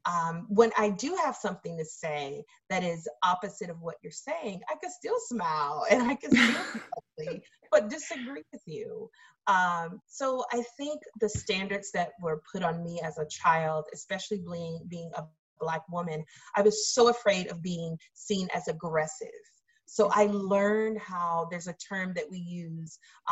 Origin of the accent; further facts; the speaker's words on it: the South, United States; now in Massachusetts, United States; growing up in the South, where the KKK can march through your county at any time they want it